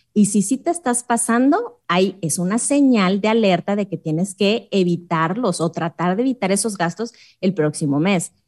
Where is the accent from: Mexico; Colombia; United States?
Mexico; es muy inseguro mi país